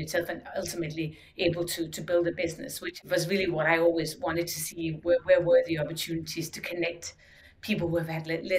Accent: Denmark; growing up in Denmark, we had the designs we had for decades

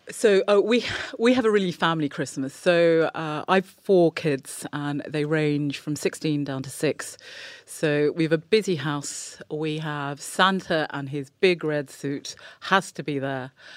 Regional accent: England, United Kingdom; I was born and growing up in England

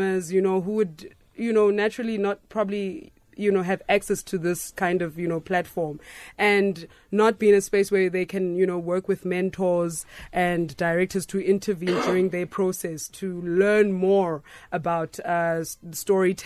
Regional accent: King William's Town, Eastern Cape, South Africa; moved away; I'm originally from a King Williamstown.

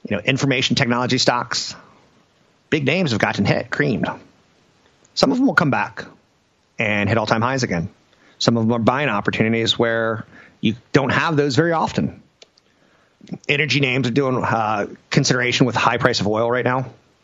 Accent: United States; as an American

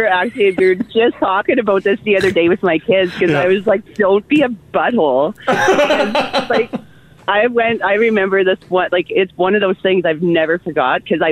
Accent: Olds, Alberta, Canada; moved away; I was from Olds

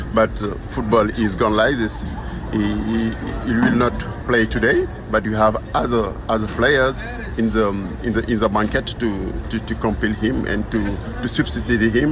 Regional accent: Senegal; We are 75 journalists, Senegalese. We came from Senegal for cover this African Cup

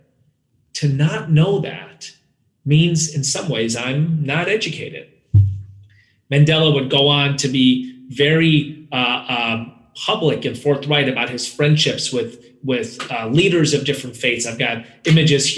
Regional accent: India; I hail from India

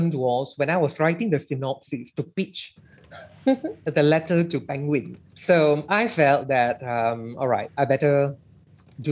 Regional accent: Malaysia; being in Malaysia and being Malaysian, we cannot escape from first and second language transitions

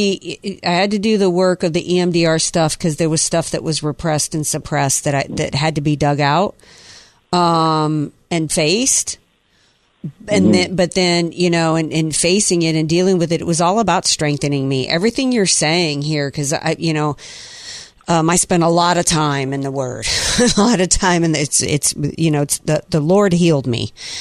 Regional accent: the South, United States; I grew up in the South, and it's like everybody went to church on Sunday and went to Sunday school.

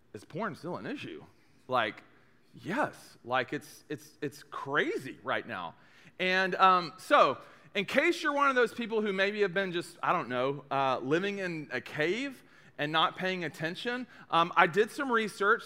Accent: East Tennessee, United States; I'm from East Tennessee.

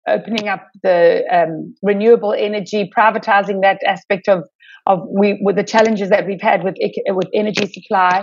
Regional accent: Durban, KwaZulu-Natal, South Africa; I was born and have lived my whole life in Durban

